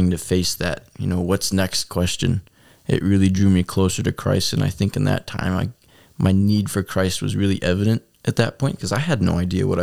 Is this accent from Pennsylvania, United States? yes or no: no; Crestwood, Illinois, United States; I grew up in Chicago in the south suburbs, Crestwood specifically